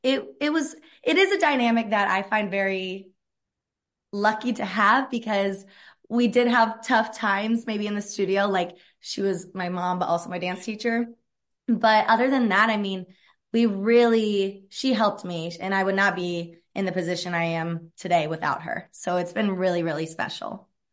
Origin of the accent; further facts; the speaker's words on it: Evansville, Indiana, United States; I am born and raised in Evansville, Indiana, and grew up dancing my whole entire life